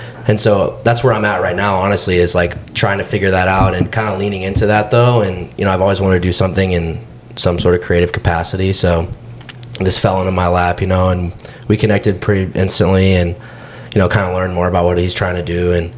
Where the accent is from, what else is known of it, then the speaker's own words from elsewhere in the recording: Austin, Texas, United States; From Austin, born and raised.